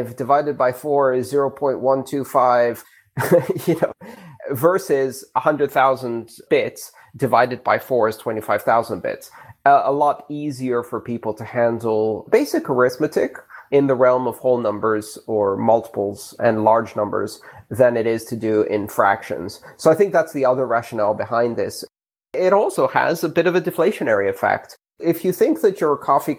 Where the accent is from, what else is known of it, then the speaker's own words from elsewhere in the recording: Greece; moved away; When I grew up in Greece